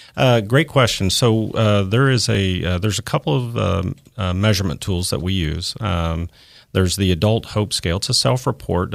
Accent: Tulsa, Oklahoma, United States; born or raised there

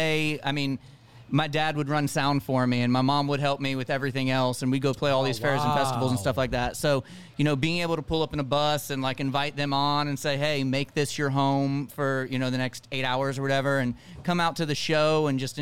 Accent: Ocala, Florida, United States; I grew up in Ocala and we had a 20-acre farm

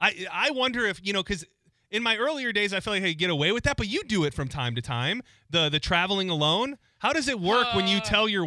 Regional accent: Detroit, Michigan, United States; moved away; I'm from Detroit and I grew up watching the Red Wings

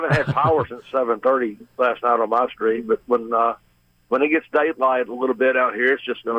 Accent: East Point, Georgia, United States; But I grew up in East Point

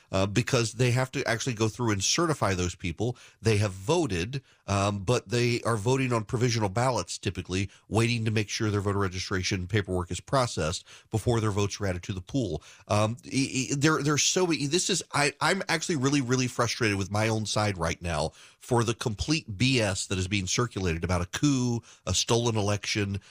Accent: Louisiana, United States; I'm from Louisiana.

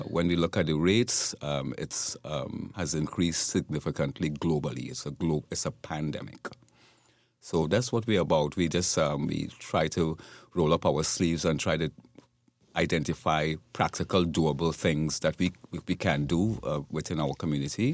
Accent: Trinidad & Tobago; now in Florida, United States; my native country. I'm from Trinidad and Tobago.

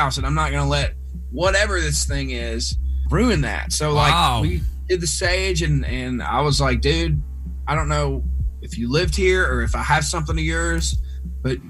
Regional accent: Mississippi, United States; I grew up in Mississippi

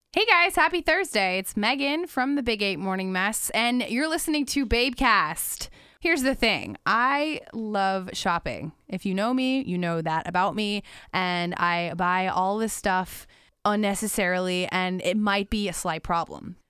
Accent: Margate, Florida, United States; now in Jacksonville Beach, United States; I've lived in Florida my whole life.

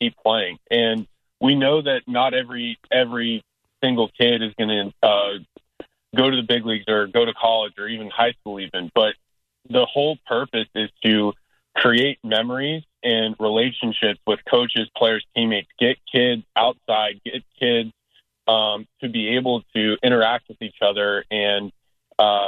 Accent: Tampa, Florida, United States; three of the participants are born and raised in Tampa

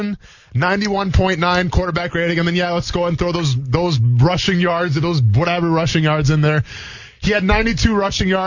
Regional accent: Midwest, United States; I'm from the Midwest

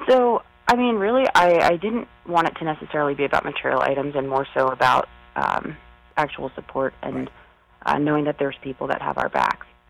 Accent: Smithtown, New York, United States; also born or lived in Cleveland, United States; I'm from Smithtown

